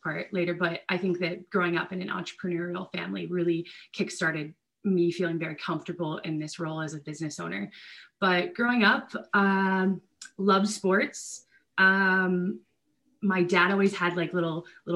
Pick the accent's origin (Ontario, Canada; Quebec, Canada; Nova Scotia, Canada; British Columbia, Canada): Ontario, Canada; rural; I grew up in very rural Ontario with my three sisters